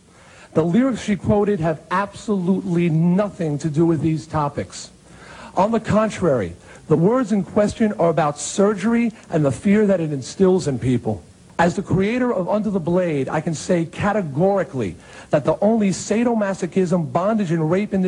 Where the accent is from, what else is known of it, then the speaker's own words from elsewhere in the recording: Long Island, New York, United States; my hometown newspaper on Long Island.